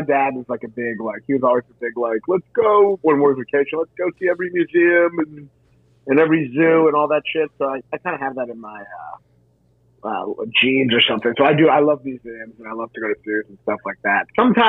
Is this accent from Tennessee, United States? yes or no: no; Louisville, Kentucky, United States; I'm from Kentucky. Louisville, Kentucky.